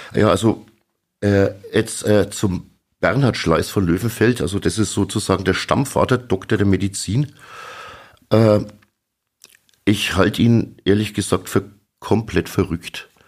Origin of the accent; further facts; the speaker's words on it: Sulzbach-Rosenberg, Bavaria, Germany; ich komme aus Sulzbach-Rosenberg